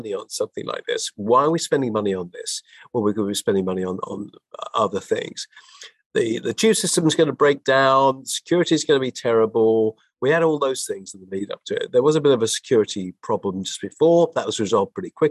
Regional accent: London, United Kingdom; as a Londoner, somebody who's born and bred here and lived most of my life here

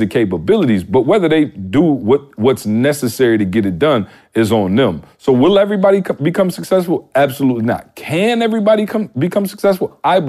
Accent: Midwest, United States; I'm from the Midwest. I didn't even know motivational speaking was a career.

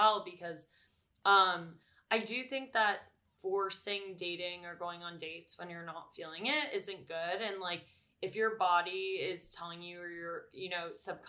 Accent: New York, United States; I grew up in New York and on the Upper West Side, which is where my parents still are

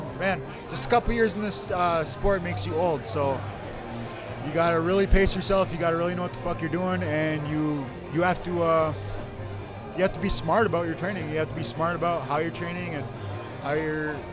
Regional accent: Ho-Chunk Country, Wisconsin, United States; I'm from Ho-Chunk Country, Wisconsin

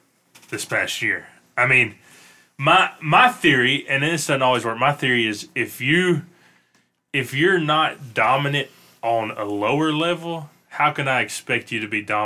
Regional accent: Memphis, Tennessee, United States; moved away; And even though I was born in Memphis

